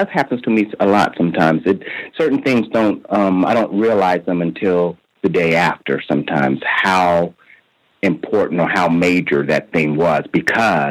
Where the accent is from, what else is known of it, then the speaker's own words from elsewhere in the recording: Midwest, United States; I'm from the Midwest